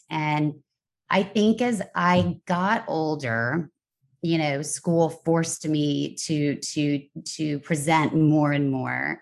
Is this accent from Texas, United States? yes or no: yes; Texas, United States; moved away as an adult; also born or lived in Kentucky / Nashville, Tennessee / New York City / Los Angeles; I was born in Kentucky, raised in Texas, went to college in Nashville, Tennessee